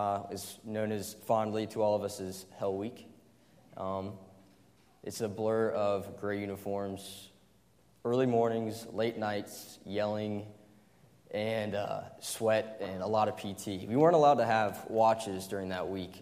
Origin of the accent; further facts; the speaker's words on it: Greenville, South Carolina, United States; I was born and raised in Greenville, South Carolina.